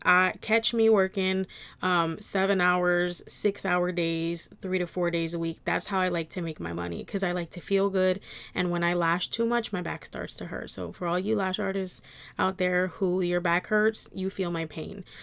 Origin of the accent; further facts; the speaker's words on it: New Jersey, United States; I was born and raised in New Jersey and South Jersey